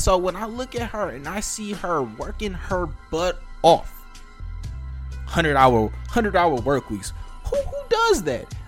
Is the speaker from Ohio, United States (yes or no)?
no; Detroit, Michigan, United States; I grew up in Detroit. I am a North Ender.